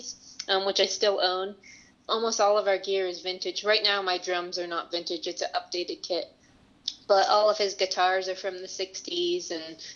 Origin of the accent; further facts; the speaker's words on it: Chicago, Illinois, United States; moved away; I was born and raised in Chicago